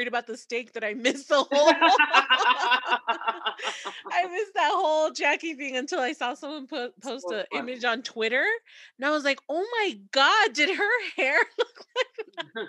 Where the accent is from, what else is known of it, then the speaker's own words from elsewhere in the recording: Texas, United States; as a Texan